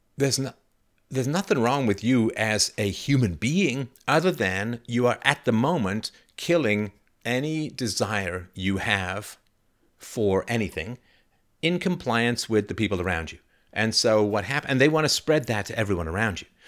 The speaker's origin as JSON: {"language": "English", "region": "England", "country": "United Kingdom", "tie": "born or raised there", "said": "I grew up in England, but my heritage is Irish slash German"}